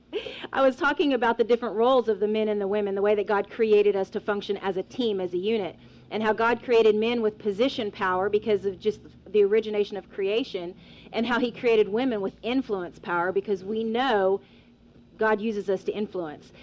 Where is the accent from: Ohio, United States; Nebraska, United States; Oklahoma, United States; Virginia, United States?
Oklahoma, United States; Weatherford; I am from Weatherford, Oklahoma.